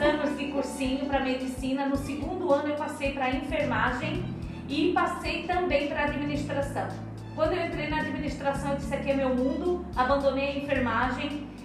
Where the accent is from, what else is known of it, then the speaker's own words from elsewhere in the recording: interior of Santa Catarina, Brazil; also born or lived in Palhoça, Santa Catarina / Minas Gerais; Eu vim do interior de Santa Catarina